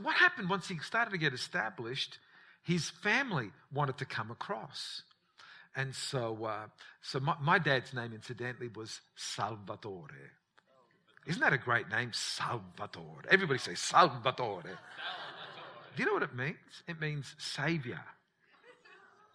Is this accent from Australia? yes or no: yes; Australia; growing up in Australia